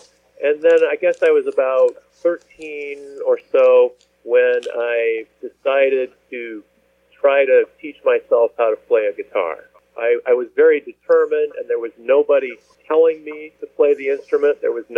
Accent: Midwest, United States; I grew up primarily in the Midwest, and I ended up studying art eventually, although that's not how I started out.

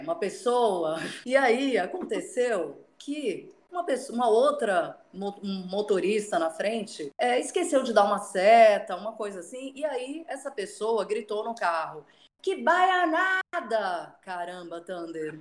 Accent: Bahia, Brazil; moved away; Eu me considero baiana, porque minha mãe é uhum. é baiana, eu fui criada na Bahia, só não nasci

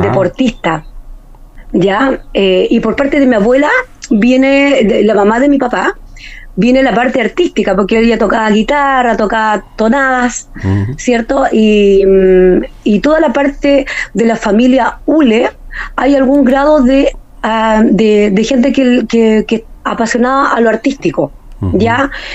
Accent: Magallanes and Chilean Antarctica, Chile; soy la rancherita de Magallanes

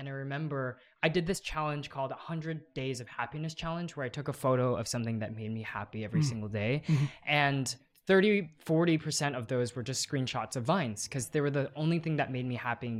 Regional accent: Dallas, Texas, United States; moved away as an adult; I grew up in Dallas, Texas.

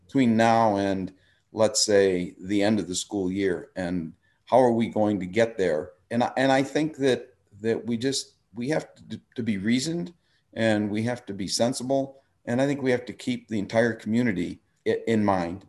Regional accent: Park Ridge, Illinois, United States; moved away as an adult; now in Lake Forest, United States; I grew up in Park Ridge

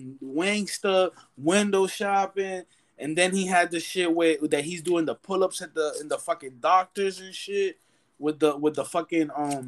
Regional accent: New York, United States; Because we are from New York and 50 is from New York, but...

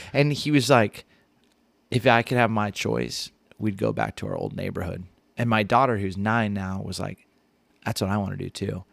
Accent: Ventura County, Southern California, United States; moved away as an adult; also born or lived in Chicago suburbs; now in Elgin, United States; I grew up in Southern California, uh, Ventura County

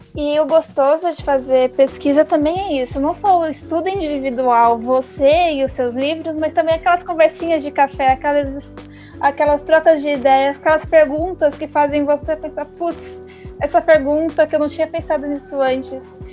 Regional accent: São Paulo, Brazil; Eu também sou de São Mateus

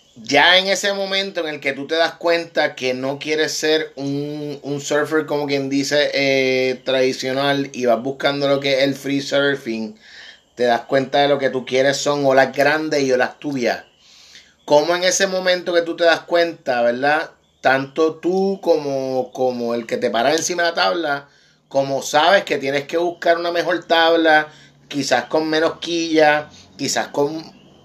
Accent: Puerto Rico; como boricua

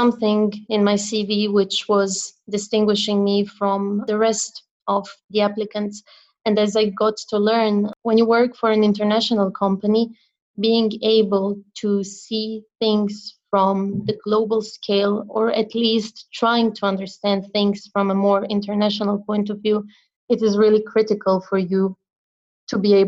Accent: Croatia; moved away; back in my home country in Croatia

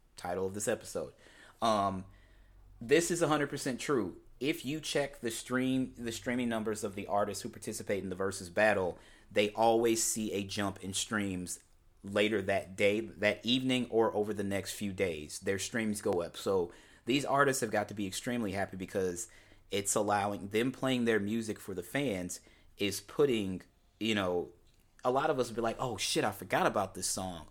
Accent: University City, Missouri, United States; I am born and raised in Saint Louis, Missouri, more specifically University City, Missouri, which is a small suburb of Saint Louis.

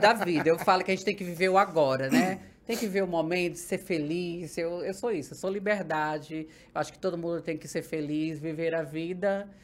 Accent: Ceará, Brazil; now in São Paulo, Brazil; sou natural do Ceará, hum. nordestina

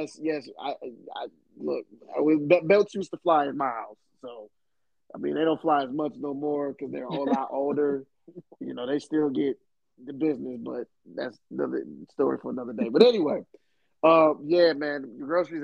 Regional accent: Michigan, United States; moved away; growing up in Michigan

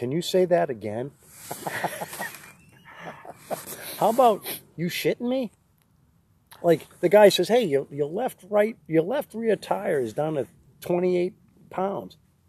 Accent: Grafton, Massachusetts, United States; I grew up in Grafton, which is near Worcester, but I called it Wista.

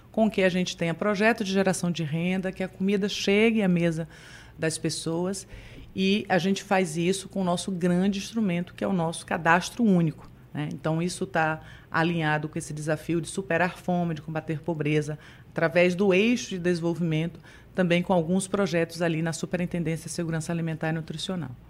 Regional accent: Itamaraju, Bahia, Brazil; also born or lived in Itabuna; now in Salvador, Brazil; Eu sou originalmente de Itamaraju, é, extremo sul da Bahia. Já chego aqui, morei também um período em Itabuna e chego aqui em 97, há bastante tempo aqui em nossa querida capital.

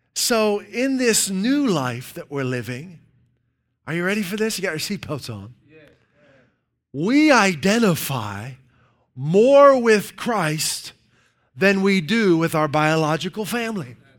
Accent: Dayton, Ohio, United States; I usually say Dayton.

